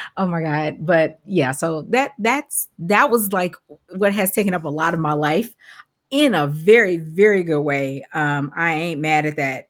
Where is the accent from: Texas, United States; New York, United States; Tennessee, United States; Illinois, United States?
Illinois, United States; Chicago; I am from Chicago